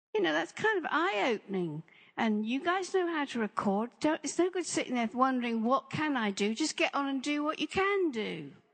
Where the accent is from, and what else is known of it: England, United Kingdom